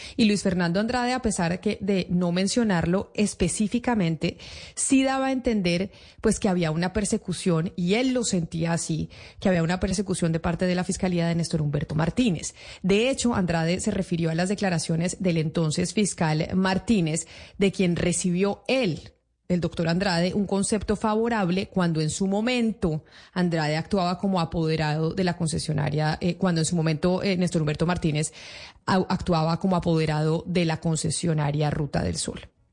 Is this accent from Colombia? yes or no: yes; Colombia